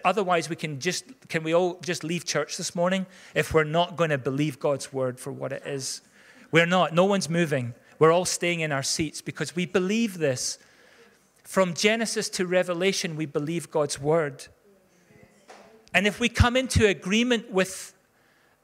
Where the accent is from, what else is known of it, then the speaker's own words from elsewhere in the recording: Scotland, United Kingdom; most of us are Scots